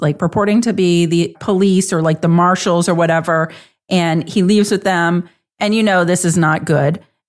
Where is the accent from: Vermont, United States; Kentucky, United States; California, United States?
Vermont, United States; my home state of Vermont.